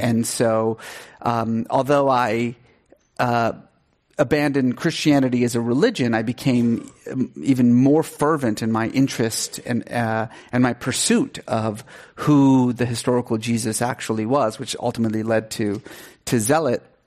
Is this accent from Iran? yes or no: yes; Iran; moved away; I grew up in Iran, um, and, uh, was sort of culturally Muslim